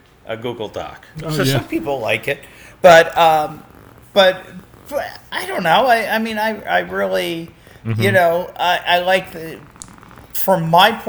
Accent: New Jersey, United States; moved away; I came from New Jersey. I left New Jersey. I was not in the Philadelphia side. I was in the New York side.

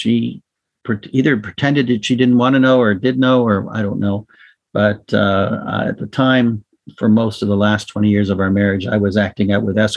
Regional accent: Toronto, Ontario, Canada; I was born in Toronto to two Holocaust parents who produced a particularly dysfunctional home that I grew up

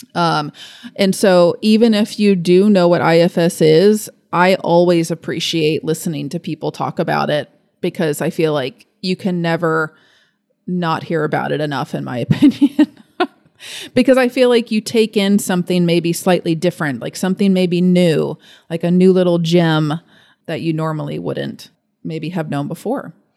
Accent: Fort Thomas, Kentucky, United States; also born or lived in Lexington, Kentucky; I'm from Fort Thomas. So I was born here. I was raised here

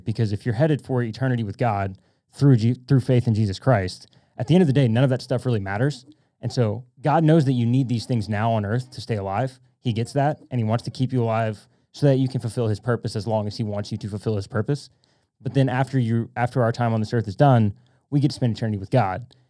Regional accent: Louisiana, United States; now in Dallas, United States; I'm from Louisiana.

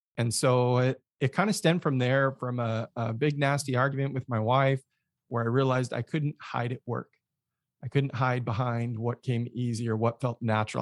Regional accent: Mesa, Arizona, United States; grew up in Arizona, Phoenix area, specifically Mesa. Um, kinda born and raised

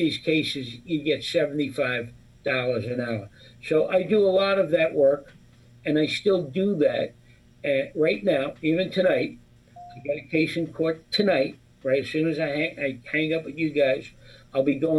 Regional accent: New York City, New York, United States; also born or lived in Brooklyn; now in Dyker Heights, Brooklyn, United States; I grew up on the Lower East Side, and I went to Xavier High School

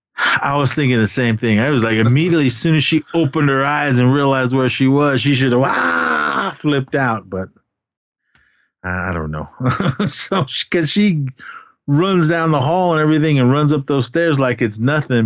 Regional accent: Oakland, California, United States; also born or lived in Berkeley, California; my hometown in uh, in Oakland

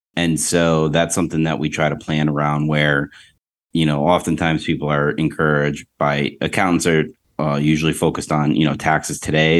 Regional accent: Rochester, New York, United States; now in Tampa, United States; I'm from Western New York, Rochester, New York

